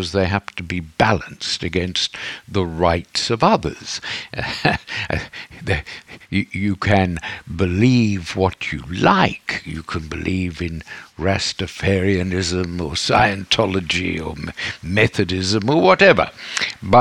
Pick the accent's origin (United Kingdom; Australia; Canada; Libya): Australia; I grew up in Australia, where in the 50s and 60s, where the churches were very strong and very repressive